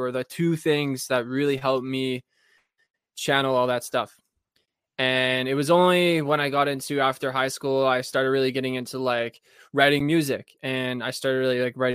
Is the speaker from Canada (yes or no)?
yes; Thunder Bay, Ontario, Canada; I'm from Thunder Bay, Ontario